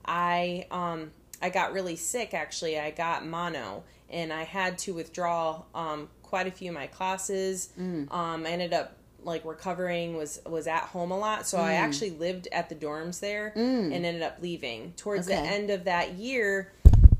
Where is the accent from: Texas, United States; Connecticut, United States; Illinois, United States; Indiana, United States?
Connecticut, United States; I was born and raised in Connecticut